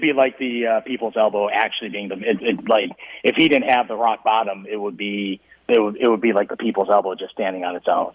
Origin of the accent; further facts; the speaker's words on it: Midwest, United States; moved away; I'm from the Midwest